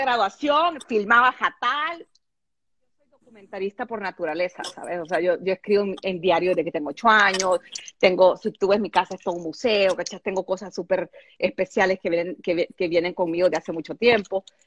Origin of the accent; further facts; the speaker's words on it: El Salvador; yo soy salvadoreña